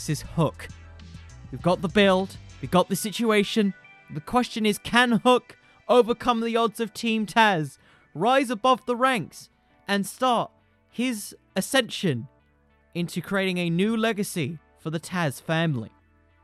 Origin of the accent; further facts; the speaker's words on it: United Kingdom; I'm British.